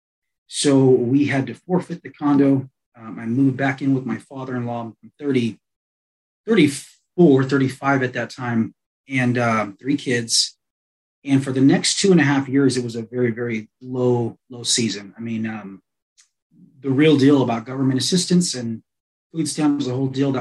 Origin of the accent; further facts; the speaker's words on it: Los Angeles, California, United States; moved away as an adult; also born or lived in Colorado Springs, Colorado; now in Colorado, United States; originally I'm from Los Angeles. So I came out here to Colorado